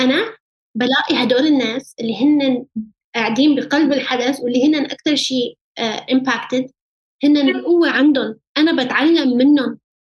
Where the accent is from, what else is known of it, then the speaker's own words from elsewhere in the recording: Aleppo, Aleppo Governorate, Syria; moved away; حلب ومطرح ما ربيت